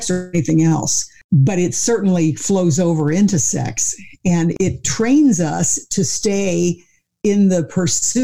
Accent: Missouri, United States; I grew up in the Bible Belt, you know, in Missouri

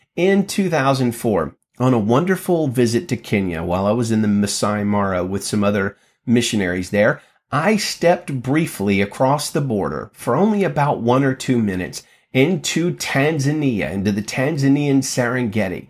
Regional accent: Birmingham, Alabama, United States; I grew up in Alabama

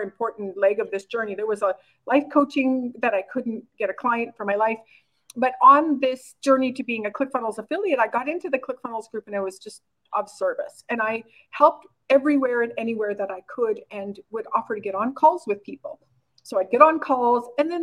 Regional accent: Oxbow, Saskatchewan, Canada; moved away as an adult; also born or lived in South Korea; I was born and raised in a really small town called Oxbow, Saskatchewan, Canada, with like 1,200 people.

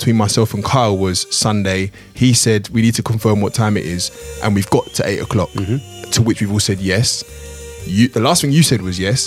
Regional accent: London, United Kingdom; we're four guys from London

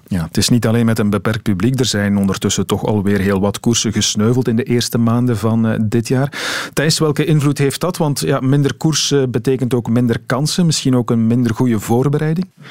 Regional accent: Belgium; wij Belgen

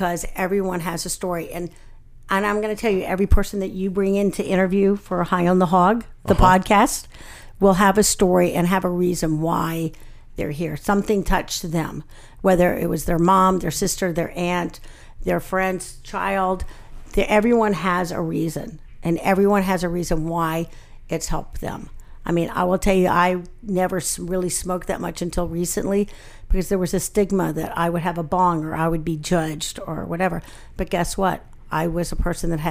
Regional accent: Alabama, United States; I grew up in Alabama

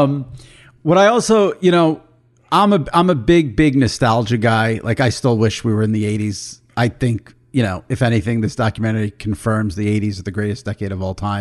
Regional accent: New York, United States; I'm a New Yorker

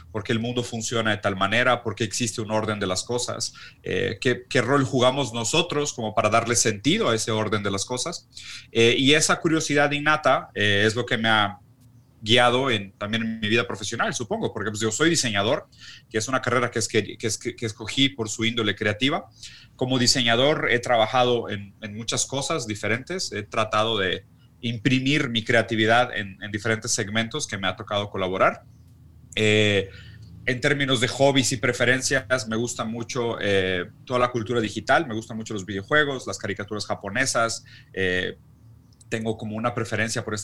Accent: Mexico; also born or lived in Brazil; yo soy brasileño que creció en México

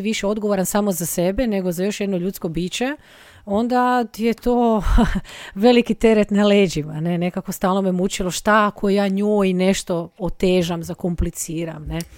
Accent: Rijeka, Primorje-Gorski Kotar County, Croatia; also born or lived in Padua; iz Rijeke sam

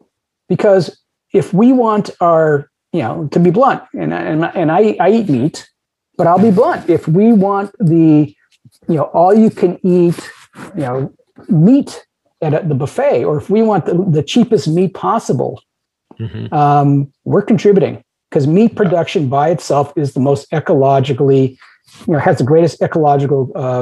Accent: United States; It's a cultural narrative that I can have as much meat as I want because I'm an American.

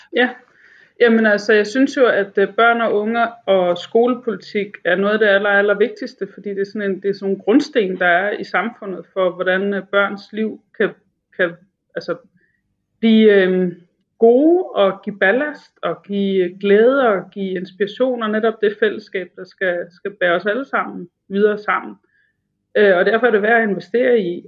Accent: Broager, Southern Denmark, Denmark; now in Albertslund, Denmark; Broager, hvor jeg kommer fra i Sønderjylland

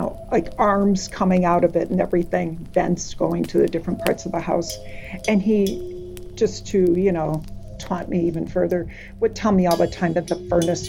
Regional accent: Chicago, Illinois, United States; The house growing up in Chicago had this big, big old furnace.

